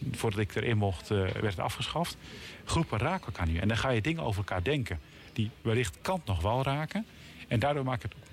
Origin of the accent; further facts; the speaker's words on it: Elspeet, Gelderland, Netherlands; also born or lived in Harderwijk / The Hague; ik kom van de Veluwe. Mhm. En ik, ken het goed. Daar ben ik geboren en in Elspet ja. helemaal opgegroeid. Dat Harderwijk was in het ziekenhuis.